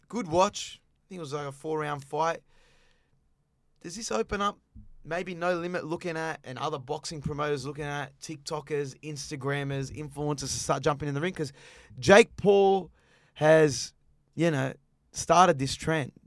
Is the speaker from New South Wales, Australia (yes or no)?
no; Queensland, Australia